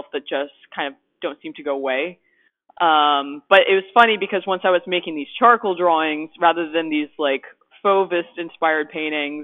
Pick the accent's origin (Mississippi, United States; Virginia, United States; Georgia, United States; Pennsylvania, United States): Pennsylvania, United States; West Chester; I'm from Westchester, Pennsylvania, and it's a short drive from Wilmington